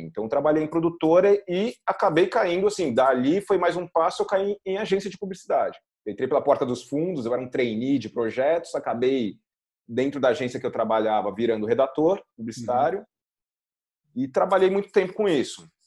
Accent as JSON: {"language": "Portuguese", "region": "São Paulo", "country": "Brazil", "tie": "born or raised there", "moved": "as an adult", "lives_now": "Carcavelos, Portugal", "said": "nasci em São Paulo, sempre morei em São Paulo. Hoje eu tô morando em Portugal"}